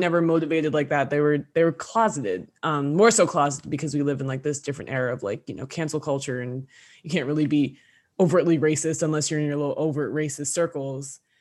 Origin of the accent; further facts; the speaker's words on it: New Jersey, United States; we're from North Jersey, we live thirty minutes outside New York City